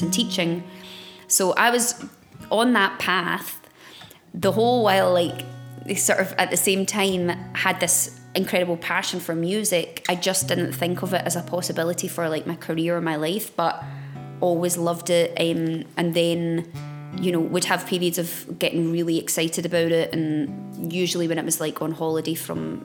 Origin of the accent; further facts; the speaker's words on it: Glasgow, Scotland, United Kingdom; I was born back in Glasgow many moon ago.